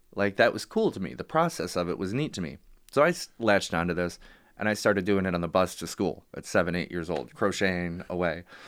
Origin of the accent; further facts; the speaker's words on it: Warren, Michigan, United States; also born or lived in Royal Oak, Michigan / Madison Heights, Michigan; born in Royal Oak, uh, the hospital raised in Warren and Madison Heights.